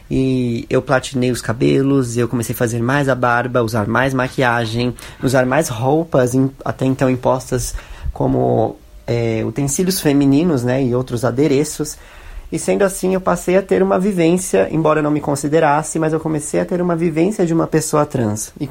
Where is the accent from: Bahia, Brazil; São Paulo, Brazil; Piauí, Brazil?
São Paulo, Brazil; tenho 25 anos, eu sou de São Paulo, branco, classe média